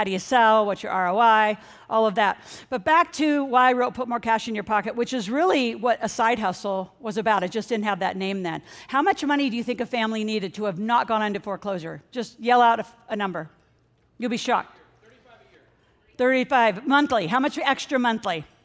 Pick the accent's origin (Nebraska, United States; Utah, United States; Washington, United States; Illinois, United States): Nebraska, United States; moved away as an adult; also born or lived in New Orleans / San Francisco; Growing up in Nebraska